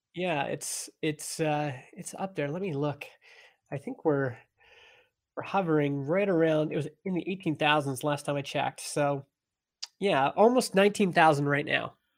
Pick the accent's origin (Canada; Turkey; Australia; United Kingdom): Canada; Stony Plain, Alberta; moved away as an adult; also born or lived in Edmonton, Canada; now in British Columbia, Canada; I grew up in a little farm town in Alberta, Canada called Stony Plain